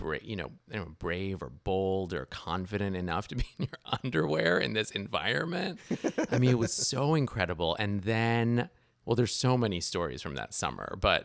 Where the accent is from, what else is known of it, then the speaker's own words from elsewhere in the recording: New York, United States; also born or lived in Iran / Paris, France / Toronto, Canada; So I was born in Iran. And then when I was 2, we moved to Paris. When I was 7, we moved to Toronto. And when I was 10, we moved to New York.